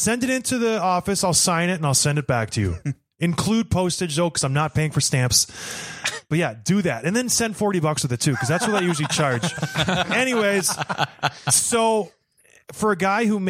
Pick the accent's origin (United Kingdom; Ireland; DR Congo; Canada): Canada; Edmonton, Alberta; I was born in Edmonton